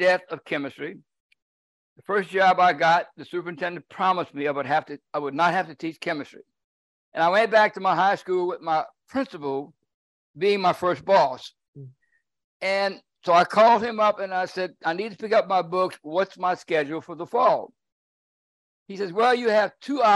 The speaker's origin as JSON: {"language": "English", "area": "Cajun", "region": "Louisiana", "country": "United States", "said": "I'm Cajun from the top of my head to the bottom of my feet"}